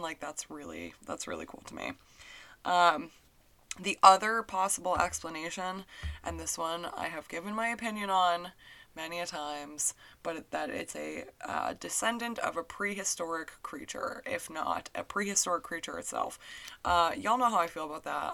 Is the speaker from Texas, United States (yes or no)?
no; New Hampshire, United States; growing up in New Hampshire